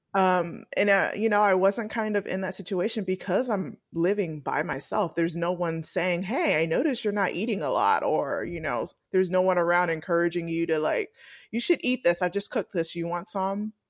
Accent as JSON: {"language": "English", "town": "Atlanta", "region": "Georgia", "country": "United States", "also_born_or_lived": "Washington, D.C.", "said": "I'm originally from Atlanta"}